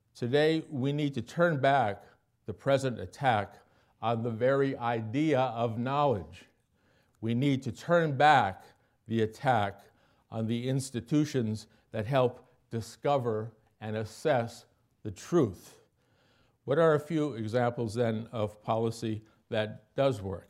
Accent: Milwaukee, Wisconsin, United States; my hometown of Milwaukee

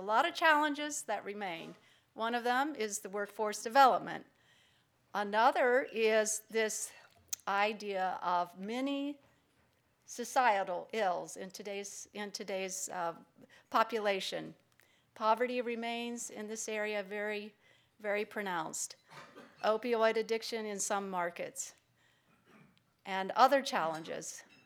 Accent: Lancaster, Ohio, United States; my hometown of Lancaster

